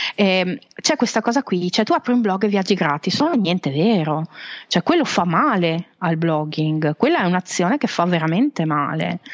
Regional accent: Veneto, Italy; also born or lived in Switzerland; now in Carpi, Italy; io sono veneta okay. di origine, ho vissuto in Svizzera

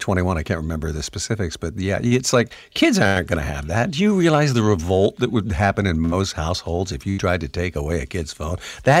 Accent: across the river from Detroit, Ontario side, Canada; now in Detroit, United States; I grew up in the Sun Belt of Canada, which is in an earshot of an American market, the very market that I'm in, and I was more Americanized than most Canadians.

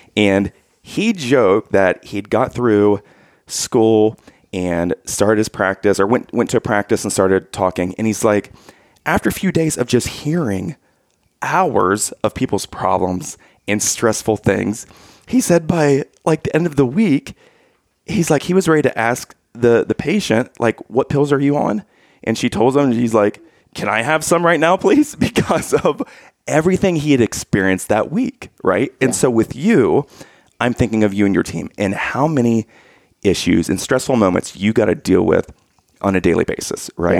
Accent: Lancaster, Ohio, United States; when I was growing up, my dad was a pastor in, in, Lancaster

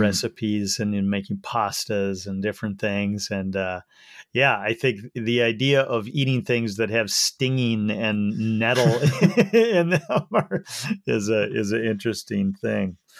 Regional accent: Minnesota, United States; coming from minnesota myself you know we do a lot of ice fishing up here

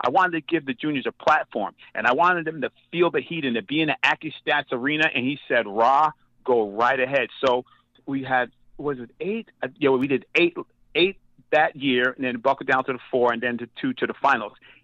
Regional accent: United States; Myself being American

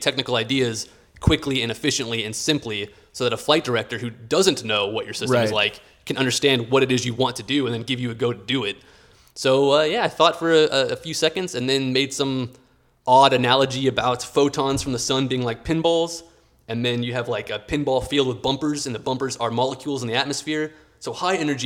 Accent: Houston, Texas, United States; growing up in Houston as an engineer

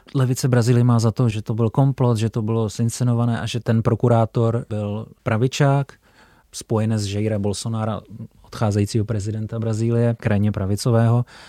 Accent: Czechia; jako Čech

